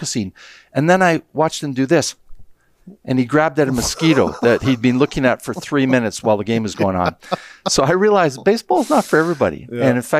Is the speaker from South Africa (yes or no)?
no; Canada; you know, I like Americans, but I'm not American. I'm Canadian.